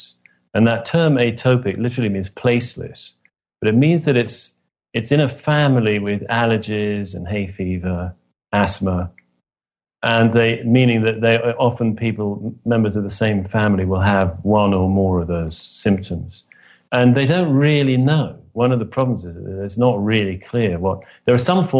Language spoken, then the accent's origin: English; Oxford, South East England, United Kingdom; I grew up in Oxford, England, the son of two academics